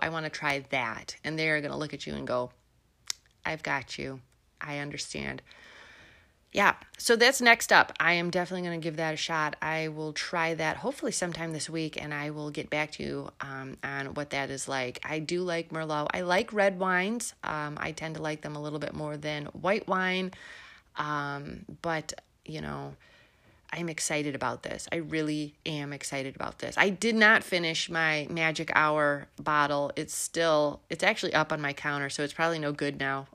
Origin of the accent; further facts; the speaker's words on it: Illinois, United States; moved away; also born or lived in Melbourne, Florida; I'm originally from Illinois, so this this, uh, accent is for real